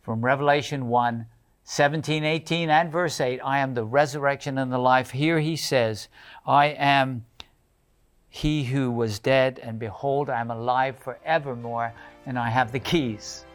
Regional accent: United Kingdom; moved away; in the United Kingdom. That's my homeland

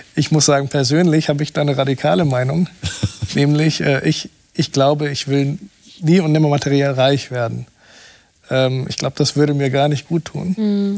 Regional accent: Brazil; moved away; in meinem Heimatland Brasilien

